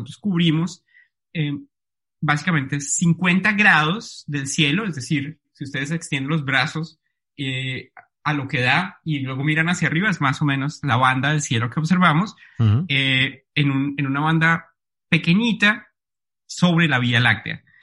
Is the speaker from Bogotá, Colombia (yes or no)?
yes; Bogotá, Colombia; Sí, exactamente, Jorge. Yo soy bogotano. nací y crecí allí. Soy físico de la Universidad de los Andes